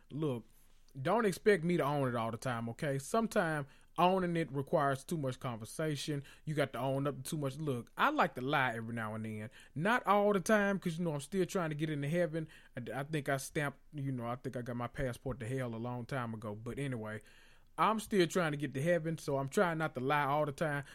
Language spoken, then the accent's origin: English; the South, United States; I'm from the South